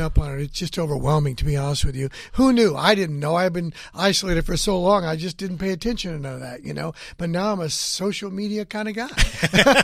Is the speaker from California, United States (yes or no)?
yes; Hanford, California, United States; moved away; I went back to my hometown of Hanford, California